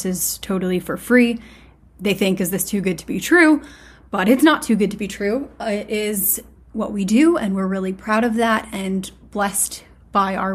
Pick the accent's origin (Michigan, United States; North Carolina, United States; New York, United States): Michigan, United States; now in New Hampshire, United States; I'm from Michigan